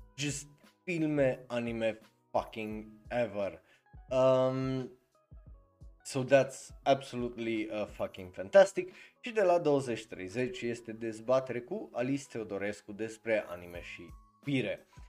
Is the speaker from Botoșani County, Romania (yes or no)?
no; Cluj-Napoca, Cluj County, Romania; eu sunt din Cluj